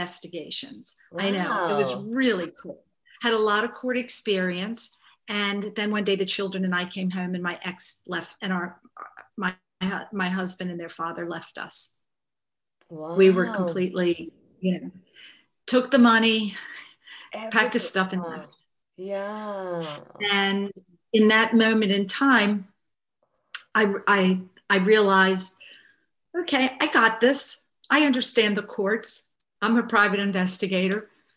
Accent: Baltimore, Maryland, United States; I grew up in Baltimore, Maryland, which is in the United States

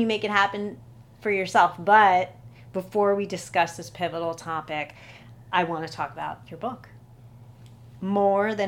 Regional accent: United States; as an American

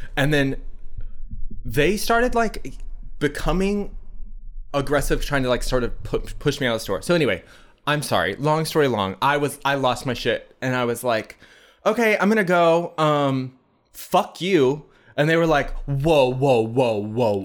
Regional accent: United States; we're American

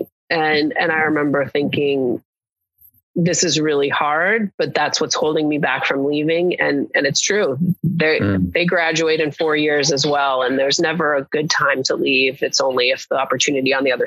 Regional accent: West Coast, United States; also born or lived in Williamstown, Massachusetts; now in Los Angeles, United States; And I'm from the West Coast originally.

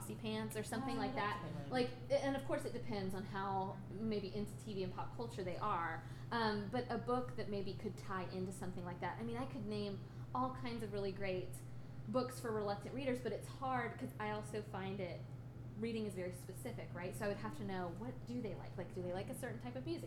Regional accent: Tallahassee, Florida, United States; also born or lived in Montgomery, Alabama; I grew up in Tallahassee

